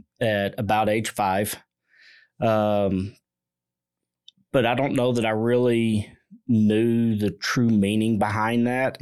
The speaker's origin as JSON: {"language": "English", "town": "Fort Worth", "region": "Texas", "country": "United States", "tie": "born or raised there", "said": "I grew up here in the Mid-Cities area of Fort Worth."}